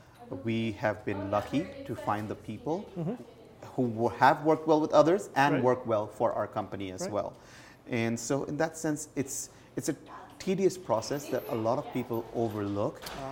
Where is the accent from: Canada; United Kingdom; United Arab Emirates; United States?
United Arab Emirates; Dubai; So I grew up in the Middle East, Dubai.